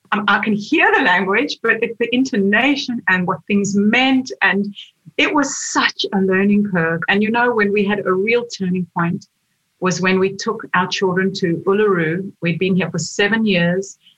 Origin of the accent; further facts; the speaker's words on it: South Africa; moved away as an adult; now in Australia; When I was in South Africa, I, I wasn't a writer. I was I was a lawyer